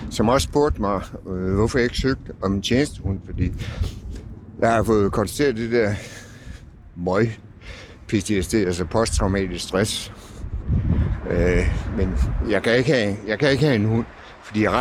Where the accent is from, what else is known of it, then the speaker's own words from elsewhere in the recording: Stockholm, Stockholm County, Sweden; er fra Stockholm. Der gør vi det.